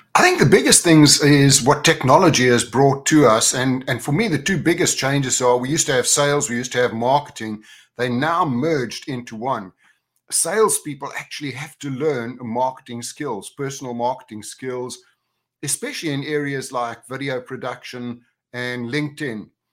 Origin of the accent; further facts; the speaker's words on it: Johannesburg, Gauteng, South Africa; moved away; also born or lived in Orlando / Spain / United Kingdom; I was from Johannesburg originally, but now I'm a, I'm a global cowboy because I have homes in Orlando, Spain, and the U K